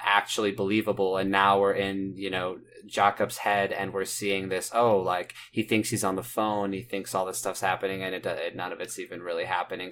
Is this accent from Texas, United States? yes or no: no; Indiana, United States; I'm from Nowheresville, Indiana